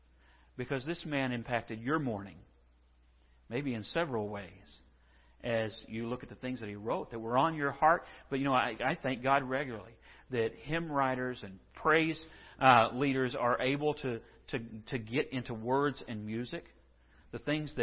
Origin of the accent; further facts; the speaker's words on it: Scotland, United Kingdom; Us, a lot of us, no, not me. I'm Scottish, so this kind of, you know, this is a bittersweet sort of a thing.